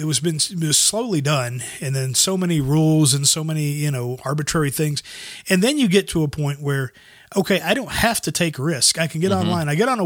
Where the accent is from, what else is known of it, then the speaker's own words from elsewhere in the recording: the South, United States; I come from the South.